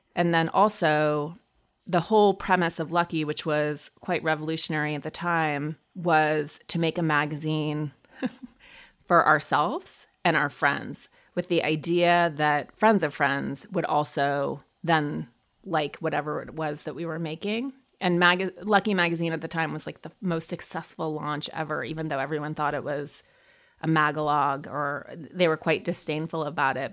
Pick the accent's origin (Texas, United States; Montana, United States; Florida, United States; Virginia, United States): Montana, United States; I grew up in Montana